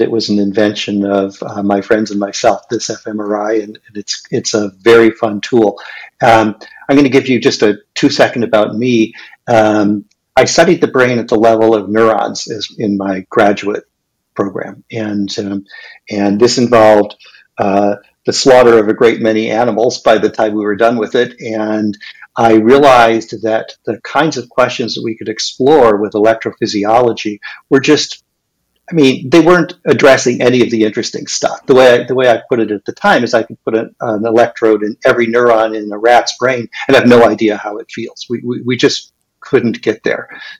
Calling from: Pasadena, California, United States; I'm in lovely Pasadena, California.

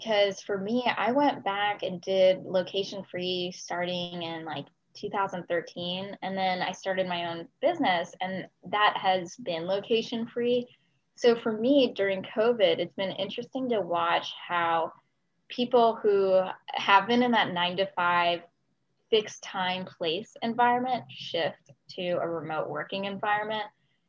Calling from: Brookhaven, Georgia, United States; also born or lived in Austin, Texas; Yeah, today I'm joining from Austin, Texas, so way in the middle of the country, but normally I'm calling from my home in Brookhaven, Georgia. So same Atlanta atmosphere

